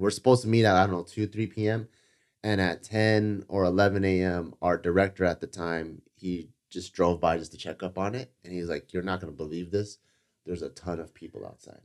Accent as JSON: {"language": "English", "town": "Cerritos", "region": "California", "country": "United States", "tie": "born or raised there", "said": "growing up in Cerritos"}